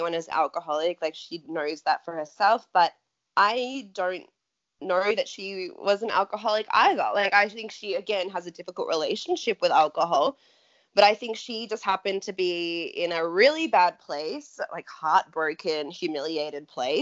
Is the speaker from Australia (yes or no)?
yes; Australia; And we grew up in Australia